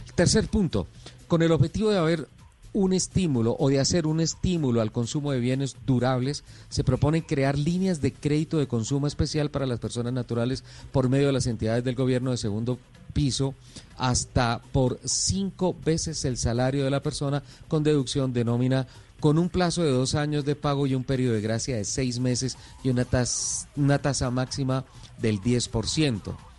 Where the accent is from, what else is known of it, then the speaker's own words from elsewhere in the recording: Colombia; soy colombiano